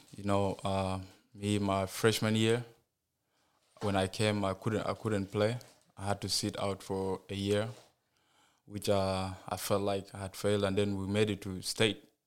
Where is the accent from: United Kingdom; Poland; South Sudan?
South Sudan; now in United States; I was born in South Sudan